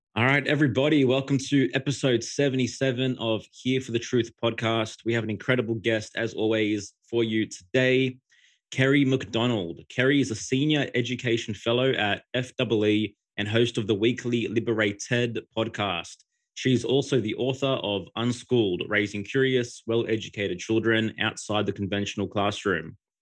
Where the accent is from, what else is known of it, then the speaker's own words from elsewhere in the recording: Australia; I'm from Aus-, from Australia